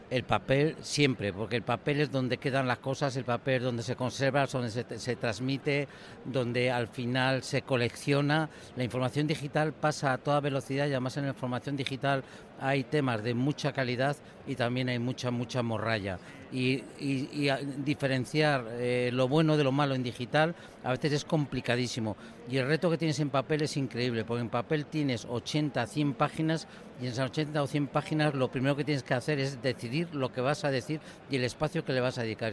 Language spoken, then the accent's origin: Spanish; Madrid, Community of Madrid, Spain; Yo soy de Madrid de Madrid, pero me he criado en la, en la Pedriza, en la Pedriza de Manzanares